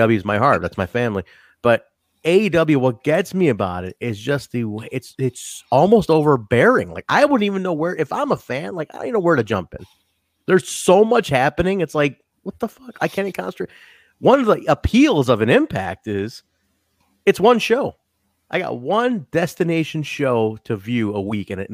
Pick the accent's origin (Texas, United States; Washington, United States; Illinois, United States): Illinois, United States; Chicago; We're both from Chicago